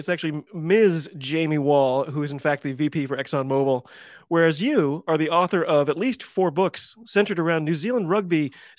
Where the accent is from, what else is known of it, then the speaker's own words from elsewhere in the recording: United States; I'm an American rugby fan